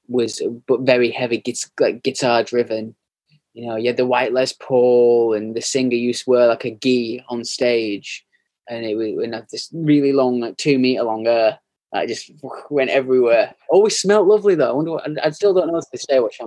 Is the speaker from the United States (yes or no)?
no; United Kingdom; we're British